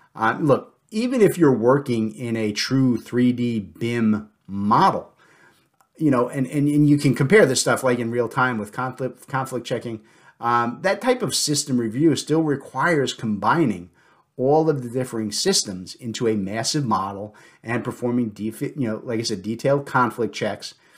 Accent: New Jersey, United States; I'm from the South now instead of from New Jersey

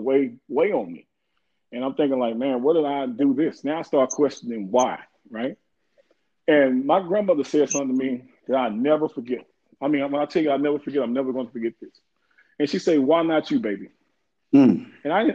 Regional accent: Waco, Texas, United States; I'm from Waco, Texas

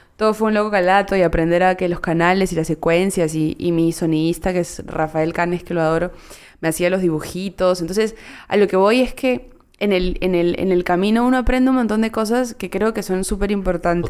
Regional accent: Peru; es que peruana sí

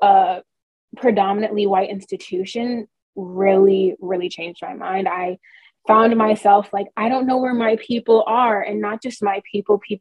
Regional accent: Minnesota, United States; moved away as an adult; I grew up in Minnesota, and I graduated with a class of 12 people in 2017 from my high school.

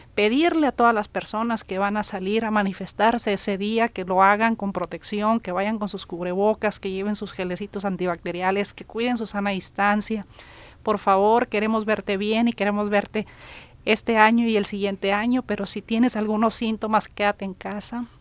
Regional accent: Sinaloa, Mexico; now in Nuevo León, Mexico; yo no estaba aquí en Nuevo León, creo que iba llegando, yo soy de Sinaloa

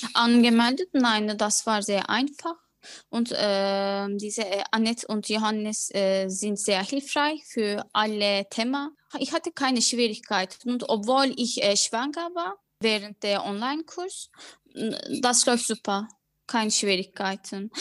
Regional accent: Ankara, Turkey; German is a second language; moved away as an adult; now in Berlin, Germany; Ich bin in Ankara geboren und seit äh, drei Jahren bin ich Berlin in Deutschland.

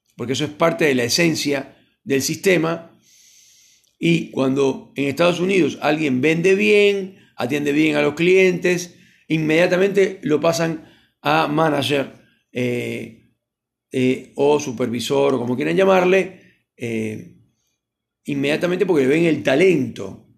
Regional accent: Argentina

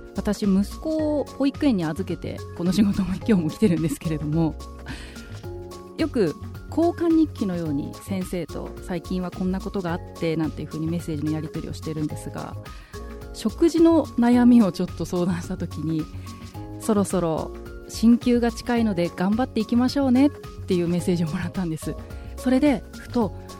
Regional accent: Fukushima, Japan; moved away; 私の出身地でもある福島県

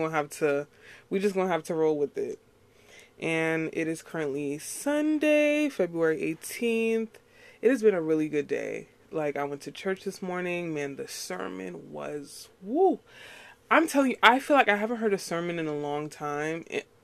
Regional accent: New York, United States; I'm not from Texas. I'm born and raised in New York. You probably can't tell that. I don't have a New York accent.

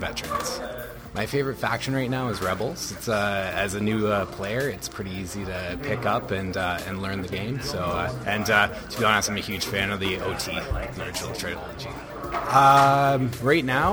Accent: Ottawa, Ontario, Canada; I'm from Ottawa

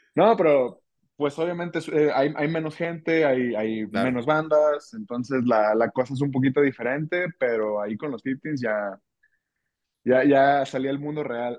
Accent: Ciudad Guzmán, Jalisco, Mexico; moved away as an adult; now in Guadalajara, Mexico; yo soy de Ciudad Guzmán, en realidad tengo mm, más o menos un año y medio que me vine acá a Guadalajara.

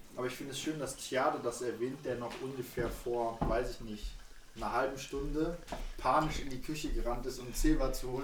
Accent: Düsseldorf, North Rhine-Westphalia, Germany; moved away; bei uns in Düsseldorf

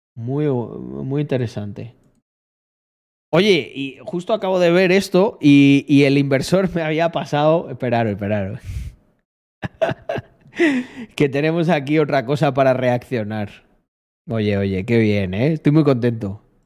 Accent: Almendralejo, Extremadura, Spain; moved away as an adult; also born or lived in Barcelona; Almendralejo, yo creo que vuelvo dentro de 20 años y está igual

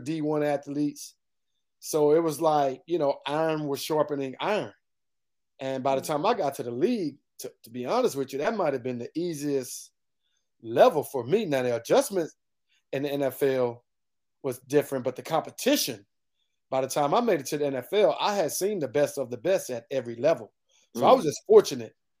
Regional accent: Houston, Texas, United States; moved away as an adult; I grew up in Houston, Texas, down in the South, and that is football heaven

